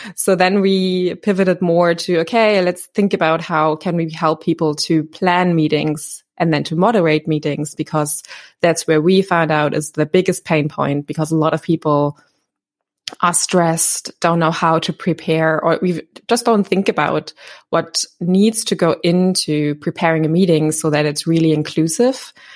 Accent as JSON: {"language": "English", "region": "Berlin", "country": "Germany", "tie": "born or raised there", "said": "I'm born and raised in Berlin"}